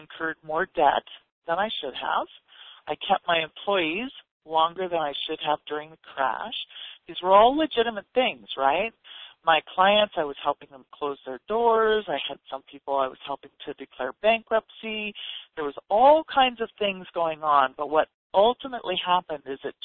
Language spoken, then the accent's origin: English; Ontario, Canada; moved away as an adult; now in United States; I grew up in Canada and in Ontario